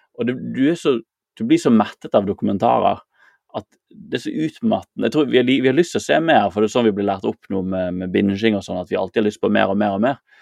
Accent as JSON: {"language": "Norwegian", "town": "Bergen", "region": "Vestland", "country": "Norway", "tie": "born or raised there", "said": "der jeg vokste opp i Bergen"}